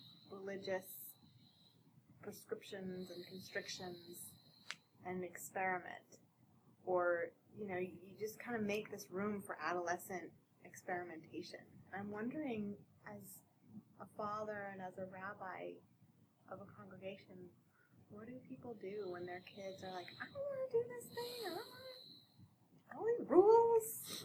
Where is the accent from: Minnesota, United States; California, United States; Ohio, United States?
Minnesota, United States; I'm from Minnesota, so this was in Minnesota